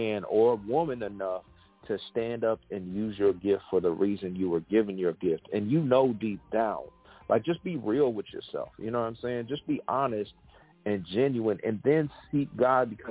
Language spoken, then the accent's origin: English; West Coast, United States; moved away as an adult; now in Atlanta, United States; I'm from the West Coast originally. I've been living in Atlanta area for 13 years